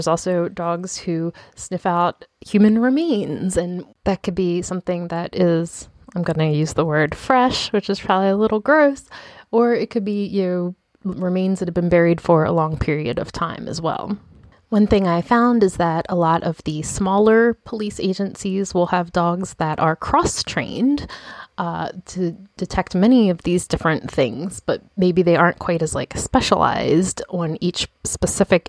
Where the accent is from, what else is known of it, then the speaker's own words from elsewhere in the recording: Baltimore, Maryland, United States; born here in my hometown of Baltimore